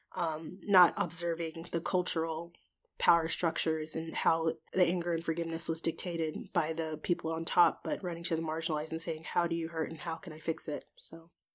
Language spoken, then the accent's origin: English; Georgia, United States; moved away as an adult; now in Washington, D.C. area, United States; I'm from Georgia. I'm born and raised, uh, the only time I've not lived in the state of Georgia was in the past two years when I moved to, um, the D C area